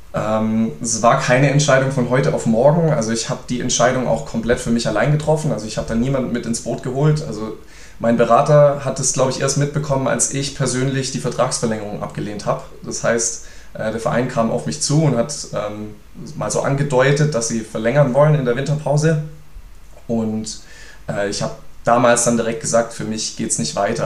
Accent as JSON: {"language": "German", "town": "Reutlingen", "region": "Baden-Württemberg", "country": "Germany", "tie": "born or raised there", "said": "meine Heimat hier"}